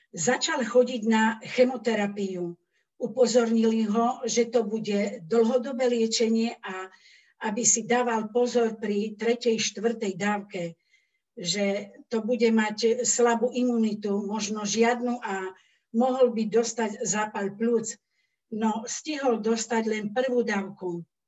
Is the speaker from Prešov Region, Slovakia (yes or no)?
yes; Kendice, Prešov Region, Slovakia; also born or lived in Radatice, Slovakia; now in Prešov, Slovakia; Ja pochádzam z Radatic. S rodičmi sme sa presťahovali do Kendic, keď som mala 10 rokov.